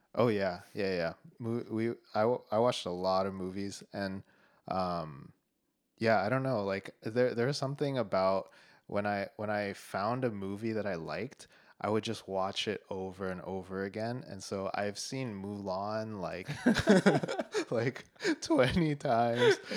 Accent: Denver, Colorado, United States; moved away as an adult; now in Boston, United States; I was born in Denver, Colorado

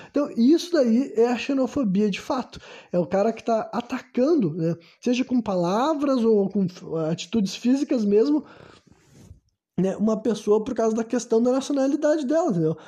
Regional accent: Brazil; eu nasci no Brasil

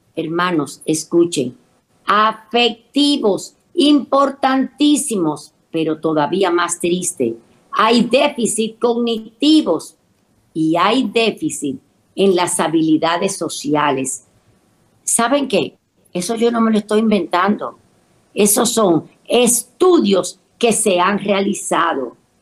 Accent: Dominican Republic; Mi tierra, República Dominicana

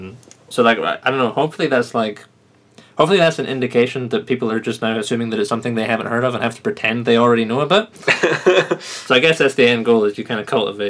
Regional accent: Scotland, United Kingdom; we're you know, Scotsmen

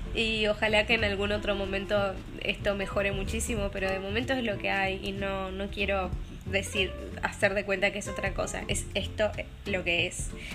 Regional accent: Argentina; moved away as an adult; also born or lived in Brazil; now in Denmark; Soy argentina

